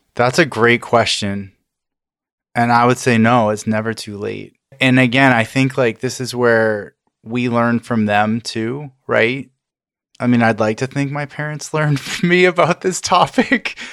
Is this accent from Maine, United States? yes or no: yes; Maine, United States; I grew up in Maine and I grew up in a very white area